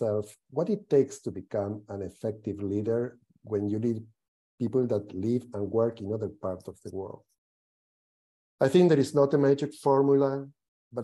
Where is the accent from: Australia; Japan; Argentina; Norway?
Argentina; moved away as an adult; also born or lived in Latin America / North America / Europe; I was born in Argentina, and I had the opportunity very early in my career to work and live in various places in Latin America, North America, and Europe